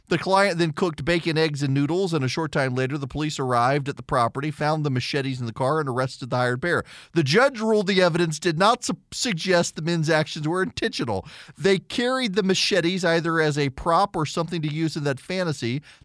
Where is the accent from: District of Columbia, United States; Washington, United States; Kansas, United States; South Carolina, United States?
South Carolina, United States; That's the Australian one, not me. I'm from South Carolina.